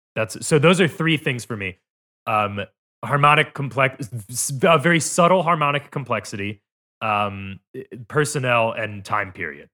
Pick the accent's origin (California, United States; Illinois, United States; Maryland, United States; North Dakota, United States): Illinois, United States; outside of Chicago; moved away; also born or lived in Glasgow, Scotland / Cleveland; when I was growing up outside of Chicago